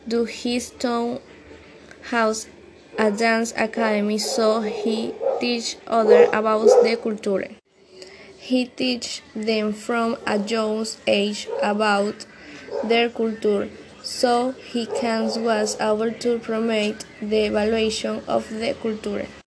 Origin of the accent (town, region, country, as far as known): Talara, Piura, Peru; English is a second language